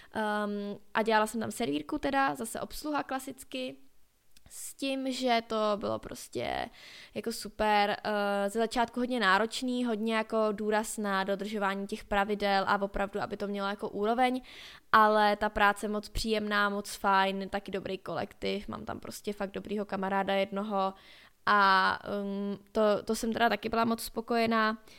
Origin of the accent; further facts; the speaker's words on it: Skalná, Karlovy Vary Region, Czechia; u nás ve Skalní